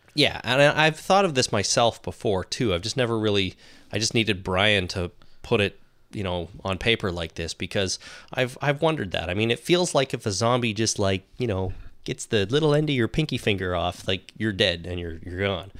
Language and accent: English; Canada; accent: Canadian; our blatant Canadian accents